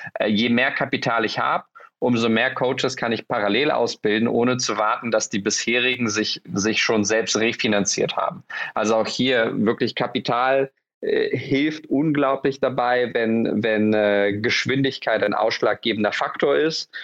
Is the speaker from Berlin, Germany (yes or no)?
yes; Berlin, Germany; ich als Berliner